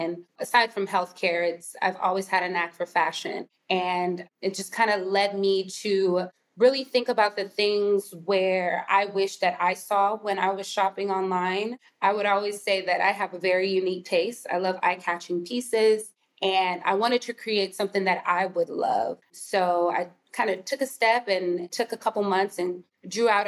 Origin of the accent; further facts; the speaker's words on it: Houston, Texas, United States; also born or lived in San Antonio, Texas; I'm first gen Nigerian American, born and raised in Houston, Texas